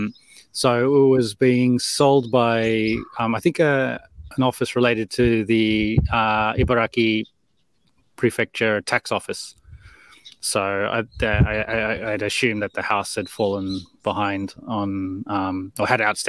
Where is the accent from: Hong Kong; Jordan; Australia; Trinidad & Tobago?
Australia; Melbourne, Victoria; moved away as an adult; also born or lived in Canberra / United Kingdom; now in Japan; I was born and raised in Melbourne, Australia